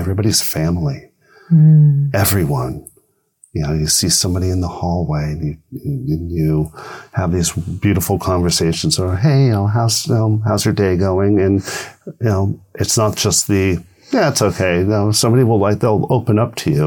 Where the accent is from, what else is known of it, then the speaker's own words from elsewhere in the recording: Thousand Oaks, California, United States; I said Thousand Oaks